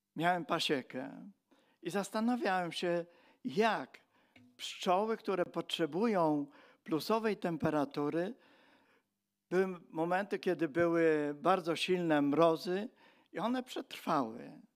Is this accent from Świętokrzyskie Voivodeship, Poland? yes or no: no; Silesian Voivodeship, Poland; my przyjeżdżaliśmy jako Ślązacy